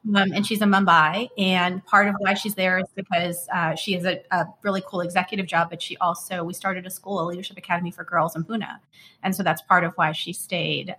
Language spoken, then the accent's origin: English; United States; when you're South Asian and growing up in the United States